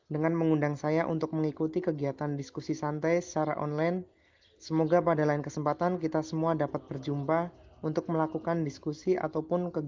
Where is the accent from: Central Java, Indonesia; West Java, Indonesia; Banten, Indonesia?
Central Java, Indonesia; Pemalang; Saya berasal dari Pemalang, Jawa Tengah, dan sekarang kerja di Kalimantan Tengah sebagai pendidik di sekolah milik perusahaan.